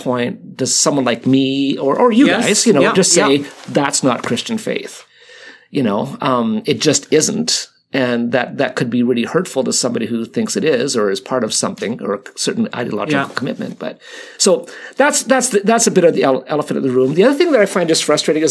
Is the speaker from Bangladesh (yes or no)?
no; Canada; I'm Canadian